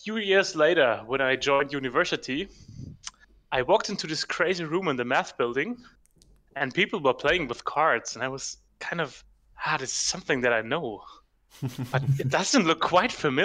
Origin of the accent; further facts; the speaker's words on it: Germany; I'm from Germany, right now in the very south of Germany